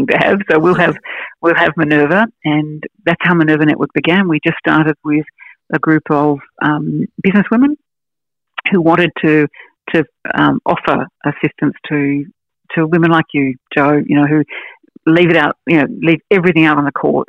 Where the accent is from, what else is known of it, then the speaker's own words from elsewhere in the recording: Canberra, Australian Capital Territory, Australia; I'm from Canberra